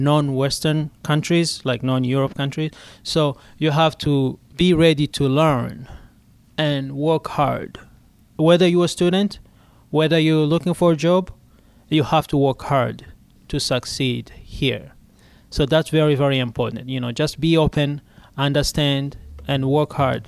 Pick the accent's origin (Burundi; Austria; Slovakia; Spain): Burundi; moved away as an adult; now in Pittsburgh, United States; I was born in Burundi, but my citizenship is Rwanda.